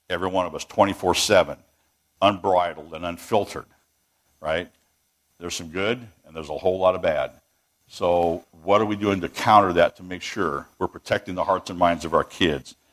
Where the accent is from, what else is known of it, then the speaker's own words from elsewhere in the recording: Washington, United States; moved away as an adult; We were tra- we're transplants here now for the last 20 years, and uh, I come from the People's Republic of Washington State